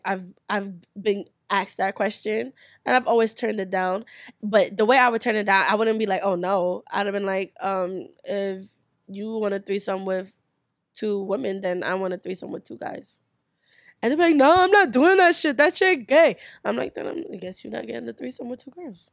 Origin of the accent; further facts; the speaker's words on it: New York City, New York, United States; growing up in New York